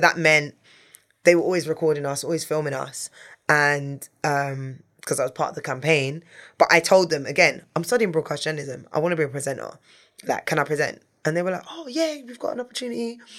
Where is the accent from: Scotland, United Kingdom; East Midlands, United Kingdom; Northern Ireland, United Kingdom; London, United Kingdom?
London, United Kingdom; I'm a girl from North London